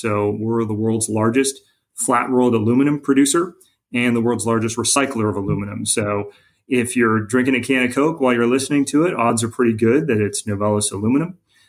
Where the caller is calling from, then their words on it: Kennesaw, Georgia, United States; we have our hub of our global R&D network in a suburb, Kennesaw, and that's where I'm calling in from.